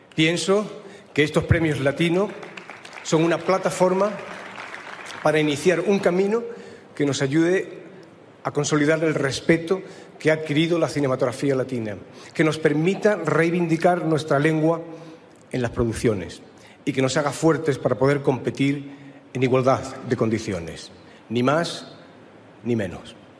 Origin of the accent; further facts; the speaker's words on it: Málaga, Andalusia, Spain; yo nací en tierras andaluzas, en la Málaga